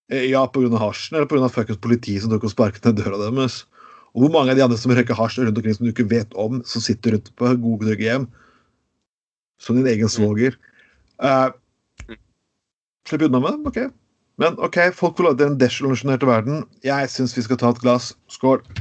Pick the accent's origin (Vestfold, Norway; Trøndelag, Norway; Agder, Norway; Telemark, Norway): Telemark, Norway; Skien; Jeg husker jeg vokste, jeg vokste opp på 90-tallet, og jeg vokste opp i Skien, der det var regulering ganske kraftig.